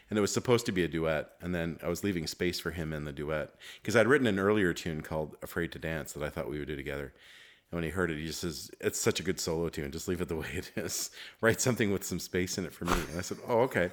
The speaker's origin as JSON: {"language": "English", "town": "Montreal", "region": "Quebec", "country": "Canada", "tie": "born or raised there", "said": "growing up in Montreal"}